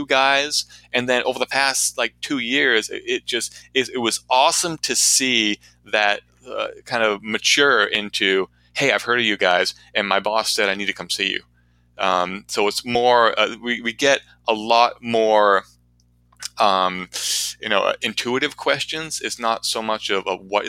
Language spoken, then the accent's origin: English; Portsmouth, New Hampshire, United States; my hometown here in Portsmouth, New Hampshire